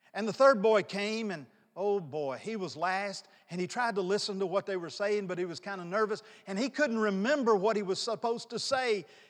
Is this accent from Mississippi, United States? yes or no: yes; North Mississippi, United States; moved away as an adult; also born or lived in New Orleans; I grew up in North Mississippi